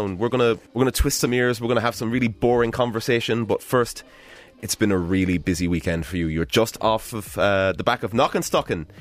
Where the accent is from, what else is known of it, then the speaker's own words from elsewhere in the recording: Cork, Munster, Ireland; we're from Cork